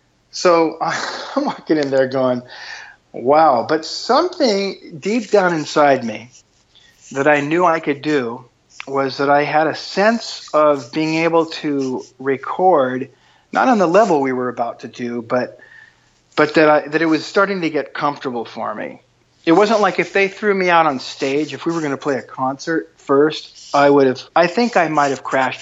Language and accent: English; San Diego, California, United States; I'm from San Diego, and I come from a broken home.